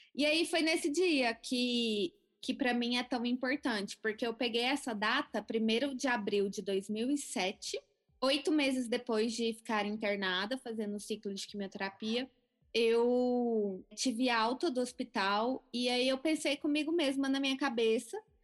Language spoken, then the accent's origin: Portuguese; Goiânia, Goiás, Brazil; Eu nasci na cidade de Goiânia, Goiás. Nasci no dia 3 de maio de 1988. Sempre tive uma infância normal, era uma criança super saudável. É, cresci então em Goiânia